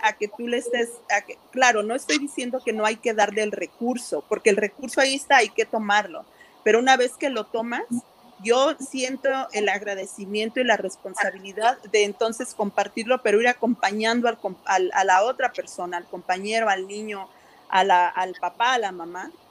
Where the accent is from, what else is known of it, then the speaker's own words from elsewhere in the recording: Mexico; moved away as an adult; now in Santa Ana, United States; soy mexicana, soy promotora con Latinos Hot Access